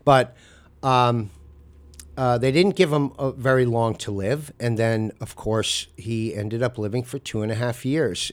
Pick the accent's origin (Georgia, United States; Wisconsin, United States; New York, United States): New York, United States; Amagansett; also born or lived in Southampton; I was born and raised in Amagansett